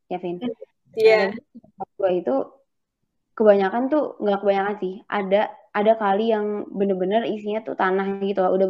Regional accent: Bogor, West Java, Indonesia; jadi waktu kecil uh, eh, gue tuh kan dari SD itu tinggalnya di Bogor salah satu tempat di Bogor lah nah di situ uh, eh, di tempat gue ini uh, kayak banyak kali

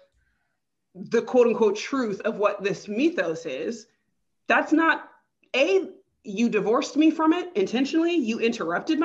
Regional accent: California, United States; I'm not Central African. I'm from California. I'm Black American.

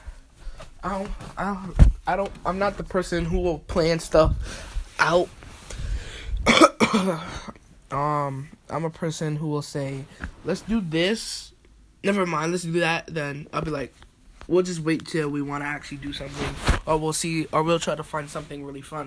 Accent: United States; I'm American, but my mom's from Jamaica, my dad's from St. Lucia

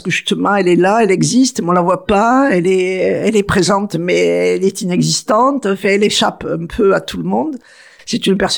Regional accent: Arles, Provence-Alpes-Côte d'Azur, France; ou dans mon enfance, à Trinquetaille, j'avais encore dans une petite

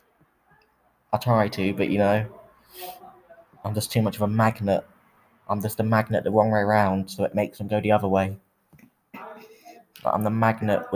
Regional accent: Swindon, South West England, United Kingdom; now in Waterlooville, United Kingdom; I was born in Swindon, but I live in Portsmouth, Waterlooville.

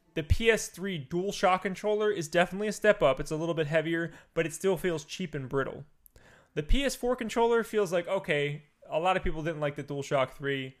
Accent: East Coast, United States; I'm from the East Coast.

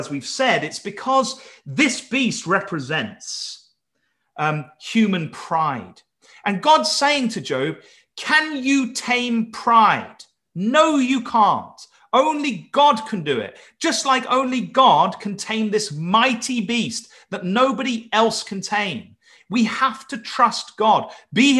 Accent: Wales, United Kingdom; I'm calling him from Wales

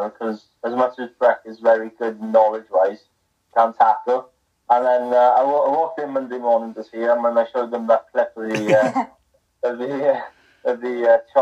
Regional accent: Ospreys region, Wales, United Kingdom; I grew up in the Ospreys region

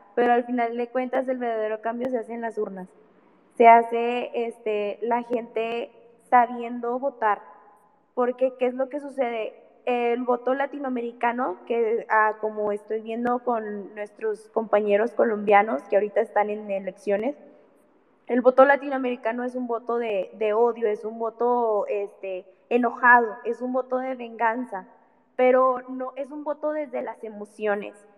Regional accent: Mexico; somos mexicanos, vivimos en este país

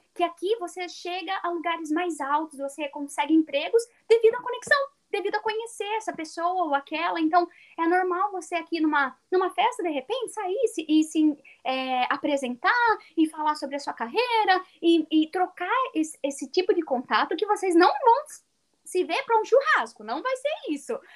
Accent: São Paulo, Brazil; moved away as an adult; eu sou de São Paulo

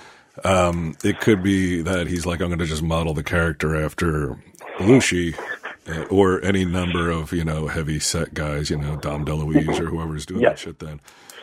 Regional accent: Jersey Shore, New Jersey, United States; I grew up in the Jersey Shore.

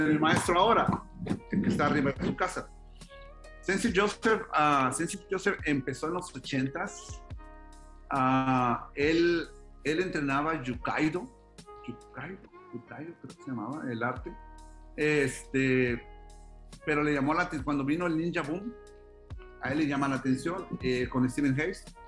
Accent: Mexico; soy mexicano, gano en pesos

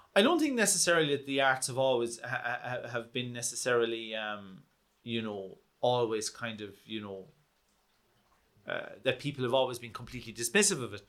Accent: Kerry, Munster, Ireland; also born or lived in London; I'm from Kerry

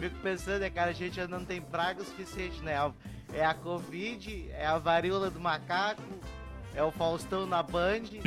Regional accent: Santa Catarina, Brazil; Eu sou de Santa Catarina

